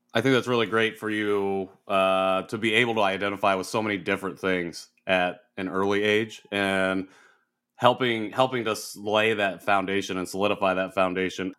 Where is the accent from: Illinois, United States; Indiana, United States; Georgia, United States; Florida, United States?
Indiana, United States; I'm from Indiana